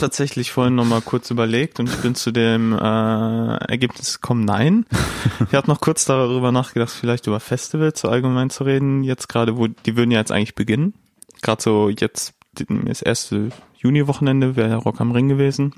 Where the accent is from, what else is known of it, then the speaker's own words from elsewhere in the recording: Dortmund, North Rhine-Westphalia, Germany; Ich bin in Dortmund aufgewachsen.